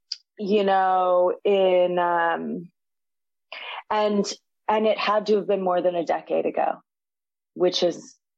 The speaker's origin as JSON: {"language": "English", "town": "San Francisco", "region": "California", "country": "United States", "tie": "born or raised there", "moved": "as an adult", "lives_now": "Los Angeles, United States", "said": "I guess I live in LA now, but I'm from the Bay Area. I was born and raised in San Francisco. But I moved to LA like 7 or 8 years ago to get sober."}